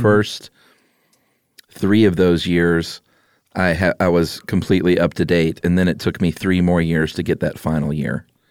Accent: United States; I'm an American like you

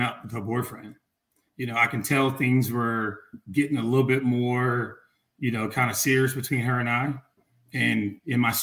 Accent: Atlanta, Georgia, United States; moved away as an adult; also born or lived in Chicago; I'm leaving Atlanta, growing up in the South, moving to Chicago

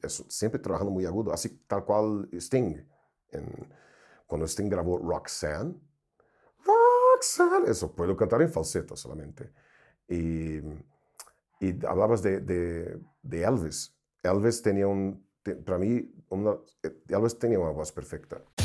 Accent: Brazil; Spanish is a second language; yo soy brasileño

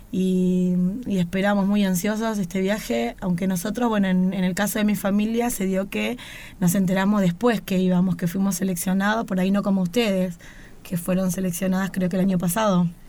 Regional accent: Ciudadela, Buenos Aires Province, Argentina; yo nací en Ciudadela, en Buenos Aires. Eh, siempre viví en Buenos Aires

